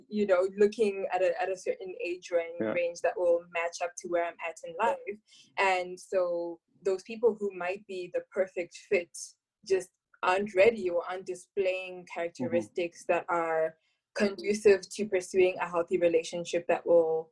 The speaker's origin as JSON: {"language": "English", "country": "Zimbabwe", "said": "I'm from Zimbabwe, and obviously I go to church there as well"}